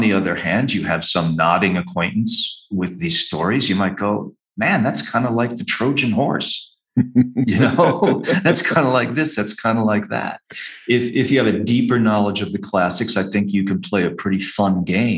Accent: New England, United States; moved away; growing up in New England

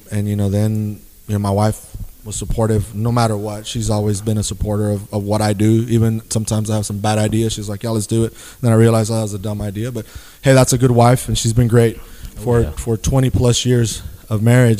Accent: Eagle Pass, Texas, United States; also born or lived in Coahuila, Mexico; now in San Angelo, United States; my old hometown of Eagle Pass

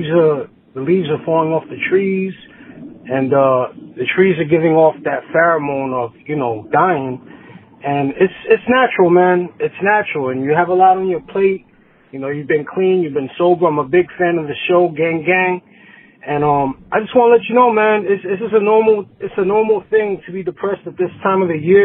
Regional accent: New York, United States; I'm from New York.

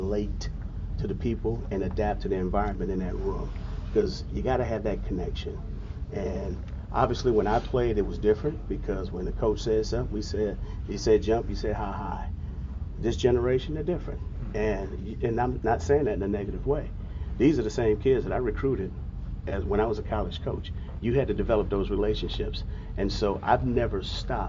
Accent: Southern California, United States; moved away; I grew up in Southern California

